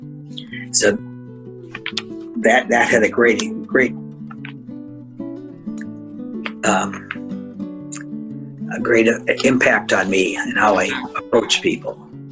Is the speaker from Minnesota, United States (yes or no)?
yes; Minnesota, United States; moved away as an adult; now in Gainesville, United States; where I grew up in Minnesota was a Catholic community